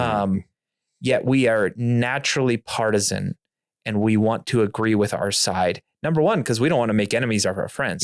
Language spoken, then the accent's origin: English; near Topeka, Kansas, United States; I grew up not far from that church